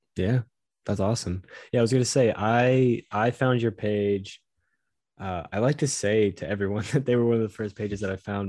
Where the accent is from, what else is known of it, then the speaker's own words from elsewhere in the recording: Southeast, United States; I grew up in the Southeast